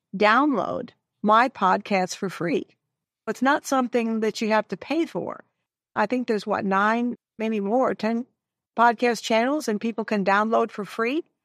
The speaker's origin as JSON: {"language": "English", "town": "Detroit", "region": "Michigan", "country": "United States", "said": "I'm a northern gal. I'm from the Detroit area"}